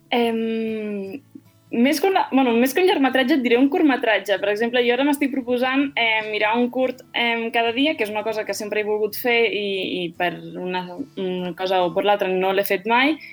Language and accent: Catalan; Tarragona, Catalonia, Spain; now in Madrid, Spain; comparada amb l'aigua de Tarragona, que sent honestos, no tenim la millor aigua d'aixeta del món